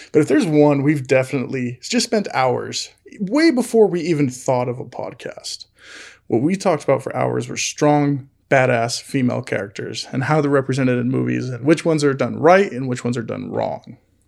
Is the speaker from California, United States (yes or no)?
yes; California, United States; Like, we're from California. Come show us state.